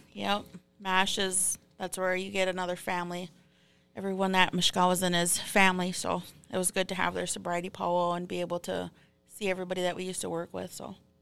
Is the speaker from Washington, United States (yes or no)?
no; Fond du Lac, Minnesota, United States; I'm from Fond du Lac, and I'm thirty-three.